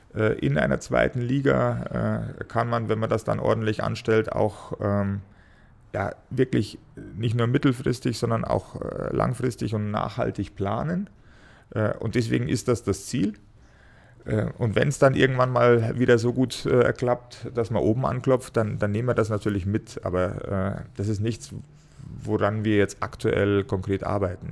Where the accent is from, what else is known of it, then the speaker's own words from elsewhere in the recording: Ingolstadt, Bavaria, Germany; gebürtiger Schanzer